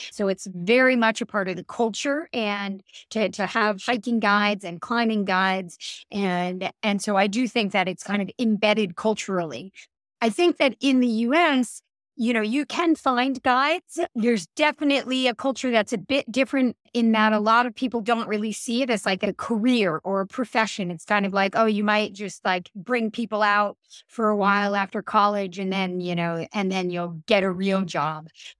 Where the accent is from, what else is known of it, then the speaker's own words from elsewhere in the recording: Northeastern US, United States; And then the other thing is that I come from the Northeastern US.